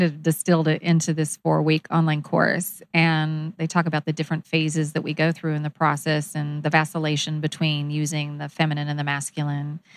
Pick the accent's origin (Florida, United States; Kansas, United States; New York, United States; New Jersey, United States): Kansas, United States; I grew up in Kansas.